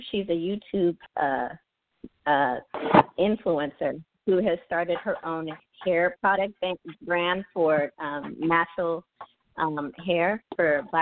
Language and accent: English; Philadelphia, Pennsylvania, United States; I'm from North Philadelphia